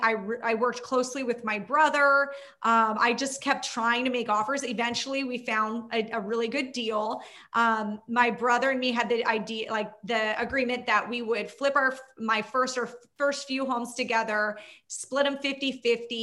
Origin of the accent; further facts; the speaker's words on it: Orange County / Inland Empire, California, United States; I'm in Orange County.